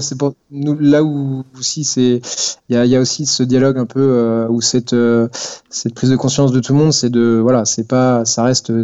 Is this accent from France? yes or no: yes; Poitiers, Nouvelle-Aquitaine, France; moved away as an adult; now in Strasbourg, France; je viens de Poitiers